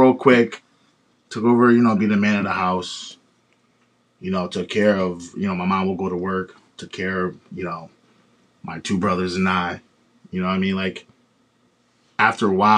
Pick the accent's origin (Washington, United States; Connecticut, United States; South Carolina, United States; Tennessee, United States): Connecticut, United States; West Haven; I'm from West Haven.